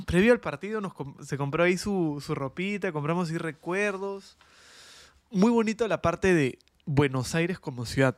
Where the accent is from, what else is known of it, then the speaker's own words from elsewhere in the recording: Peru; somos peruanos